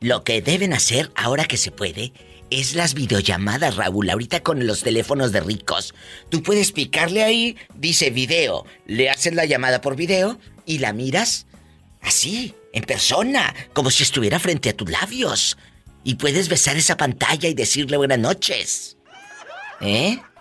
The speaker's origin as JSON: {"language": "Spanish", "town": "Matamoros", "region": "Tamaulipas", "country": "Mexico", "tie": "born or raised there", "said": "en mi tierra, el Matamoros es pura de harina"}